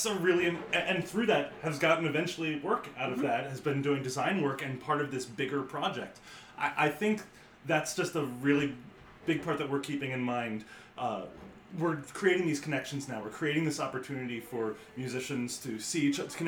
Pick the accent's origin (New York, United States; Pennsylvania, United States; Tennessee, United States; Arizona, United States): Pennsylvania, United States; Bucks County; I grew up in Bucks County